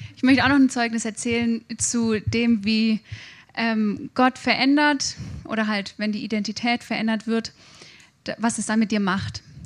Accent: Germany; Ich habe mich als Deutsche verhalten im Ausland

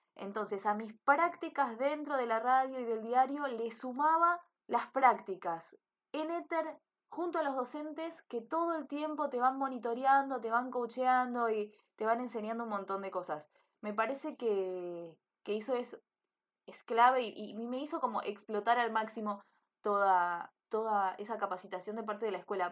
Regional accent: Monte Grande, Buenos Aires Province, Argentina; yo soy de Monte Grande

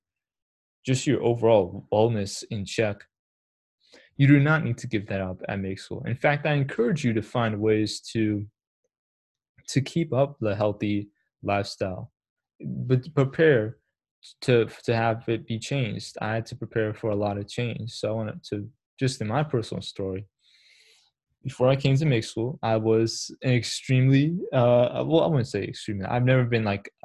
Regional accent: Massachusetts, United States; also born or lived in Pakistan / New York; I moved to Boston 6 months, not from Boston, to Massachusetts 6 months later

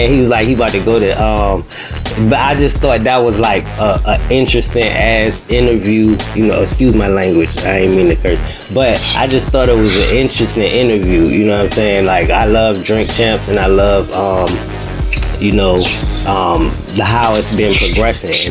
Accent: New York City, New York, United States; Grew up on the West Side. Okay, West Side, Manhattan.

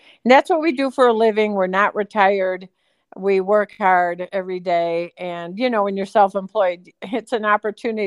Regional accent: Cleveland, Ohio, United States; moved away as an adult; also born or lived in Michigan; now in Idyllwild, United States; I was born and raised in Cleveland, Ohio, and went to college in Michigan

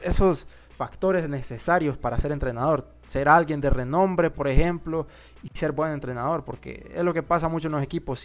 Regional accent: Honduras; que somos hondureños

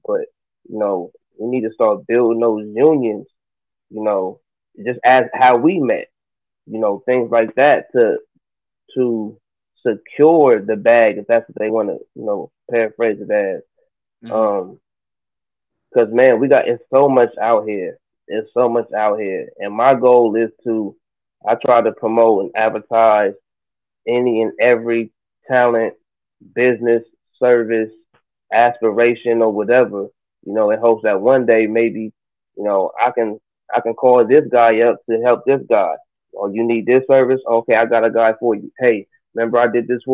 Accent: Columbus, Ohio, United States; also born or lived in Kentucky / South Carolina; I'm from Columbus, Ohio, east side Mount Vernon

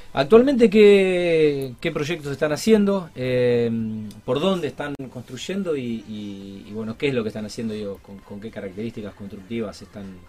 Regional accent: Argentina; somos todos argentinos, vivimos en este país de locos

